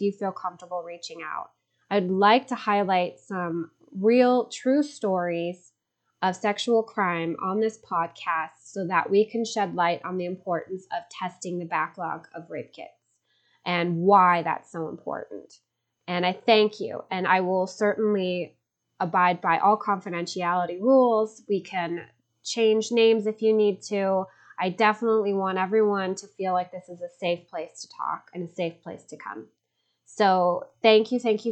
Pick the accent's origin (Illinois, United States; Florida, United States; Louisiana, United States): Illinois, United States; Chicago; now in Los Angeles, United States; I am speaking to you from sunny Los Angeles, California, although I'm originally from Chicago.